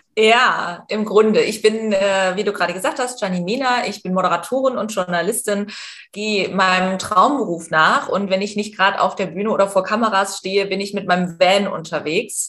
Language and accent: German; East Germany, Germany; ich komme aus Ostdeutschland und ich bin atheistisch erzogen